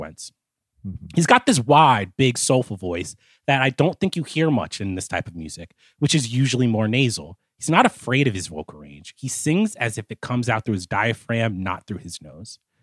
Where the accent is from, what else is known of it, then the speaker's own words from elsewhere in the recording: New Jersey, United States; As a little black boy growing up in Jersey